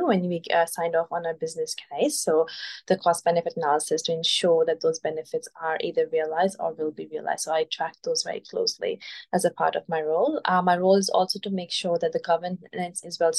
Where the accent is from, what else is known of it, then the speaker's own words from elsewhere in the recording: Pakistan; moved away as an adult; now in Australia; I am originally from Pakistan. I came to Australia as an international student in 2015.